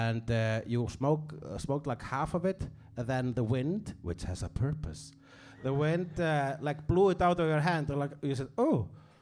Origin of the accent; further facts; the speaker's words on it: Iceland; I am Icelandic